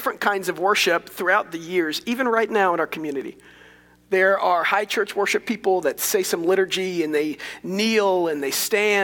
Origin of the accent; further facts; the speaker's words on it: Dallas, Texas, United States; I grew up Methodist in Dallas